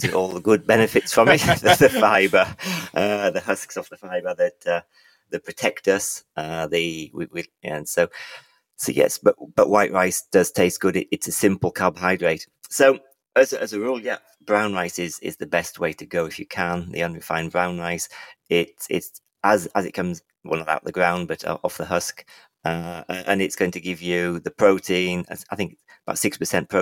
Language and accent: English; England, United Kingdom; I'm from England